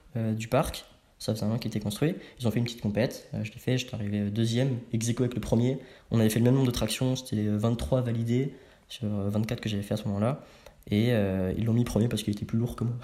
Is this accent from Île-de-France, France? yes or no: yes; Savigny-le-Temple, Île-de-France, France; Je viens de banlieue parisienne. Ok. Savigny-le-Temple